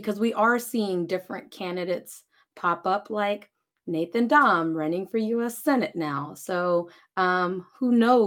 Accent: Lawton, Oklahoma, United States; I grew up in Lawton with her kids

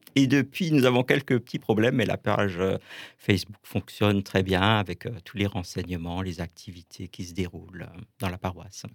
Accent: Kolbsheim, Grand Est, France; dans la paroisse où j'ai grandi en fait à Kolbsheim

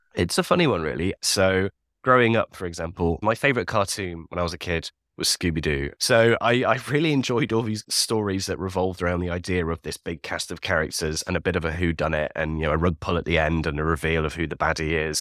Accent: Leeds, Yorkshire and the Humber, United Kingdom; I'm from Leeds. So I grew up all around the Yorkshire countryside

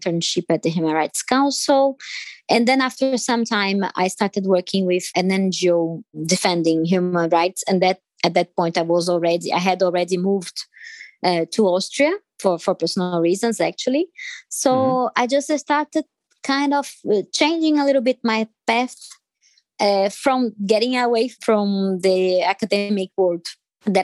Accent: Brazil; first language Portuguese; English is a second language; moved away as an adult; I'm originally from Brazil

